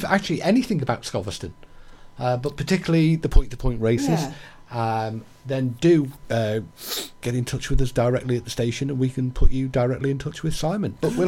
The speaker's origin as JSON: {"language": "English", "region": "England", "country": "United Kingdom", "moved": "yes", "lives_now": "Wales", "said": "I'm English"}